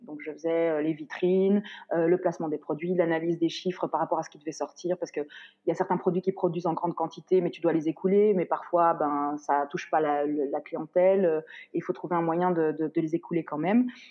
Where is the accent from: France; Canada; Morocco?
Morocco; moved away; je suis marocaine